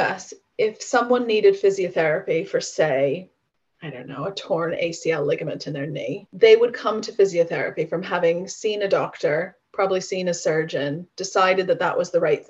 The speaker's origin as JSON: {"language": "English", "country": "United States", "said": "American, although I'll be back in the US in August for 2 weeks. And then if you'd interviewed me then my accent would have been much broader then."}